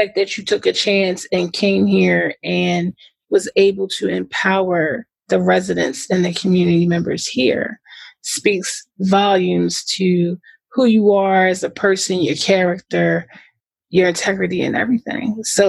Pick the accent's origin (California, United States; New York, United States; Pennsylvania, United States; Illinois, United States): Pennsylvania, United States; Philadelphia; I'm born and raised in Philadelphia